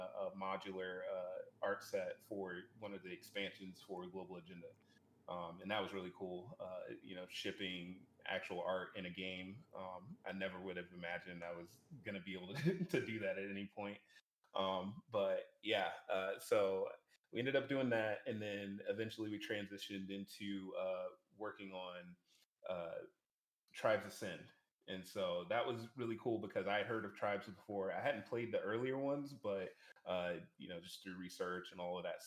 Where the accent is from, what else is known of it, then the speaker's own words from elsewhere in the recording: Savannah, Georgia, United States; I'm from Savannah, Georgia